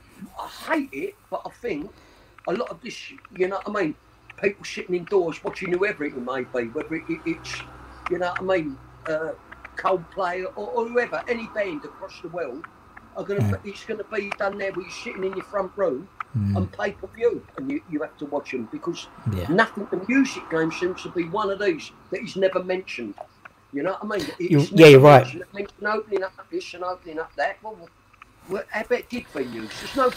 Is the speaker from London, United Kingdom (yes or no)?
yes; Custom House, London, United Kingdom; born there; I was born in Custom House.